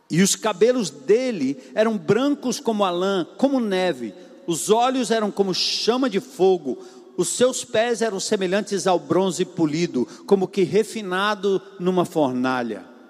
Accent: São Paulo, Brazil; moved away; Lá no meu, na minha terra onde eu nasci, em São Paulo, na zona norte

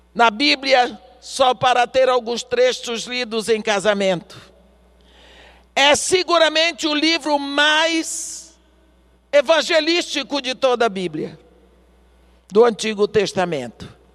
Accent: Brazil; Eu sou brasileira. Aqui no Brasil

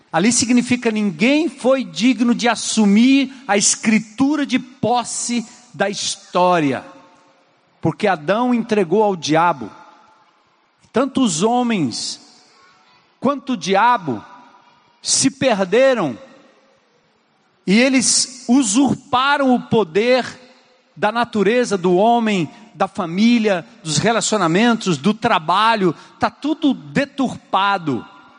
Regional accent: São Paulo, Brazil; moved away; em São Paulo, onde eu nasci, na Zona Norte

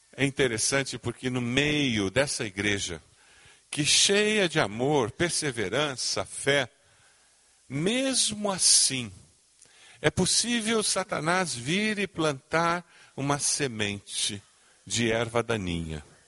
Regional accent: Brazil; como bons brasileiros, começamos a viver a vida cristã

